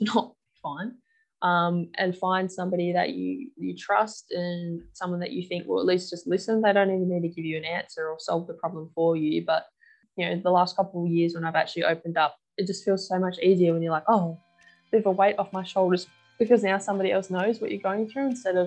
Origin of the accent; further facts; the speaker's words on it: Perth, Western Australia, Australia; I've been born and bred in Perth, Western Australia, my whole life.